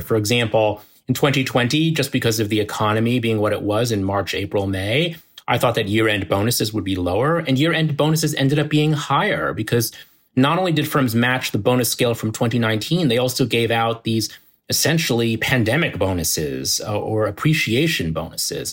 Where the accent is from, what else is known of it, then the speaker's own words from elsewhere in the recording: New Jersey suburbs, United States; moved away as an adult; now in Manhattan, United States; we grew up in the New Jersey suburbs